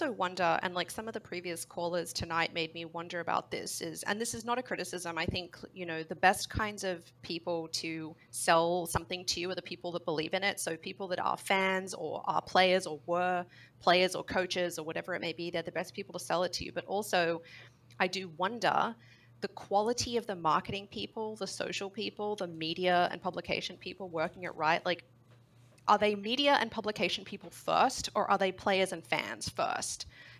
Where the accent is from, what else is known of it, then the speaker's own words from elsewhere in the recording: Australia; this has not ruined my League watching experience, and I'm from Australia.